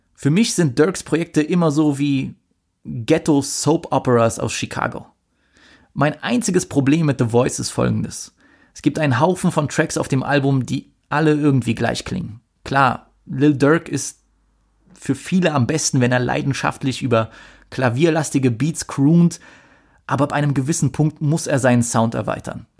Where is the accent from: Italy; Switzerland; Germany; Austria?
Germany; Bei uns in Deutschland